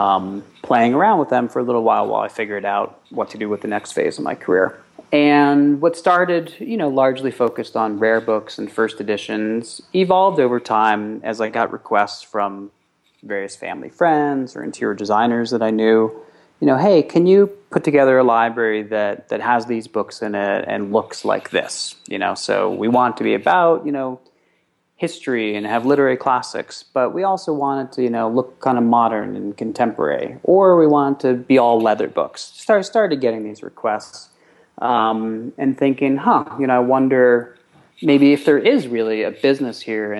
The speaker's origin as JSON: {"language": "English", "town": "New York City", "region": "New York", "country": "United States", "tie": "born or raised there", "said": "a 13-year-old boy growing up in New York City"}